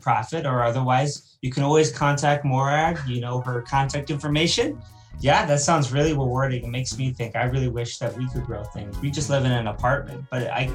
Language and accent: English; United States; an American